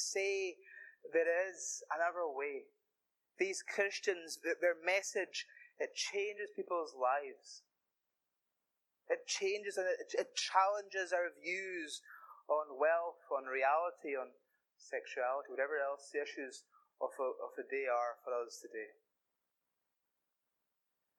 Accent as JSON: {"language": "English", "area": "the Hebrides", "region": "Scotland", "country": "United Kingdom", "said": "I am a boy from the Hebrides"}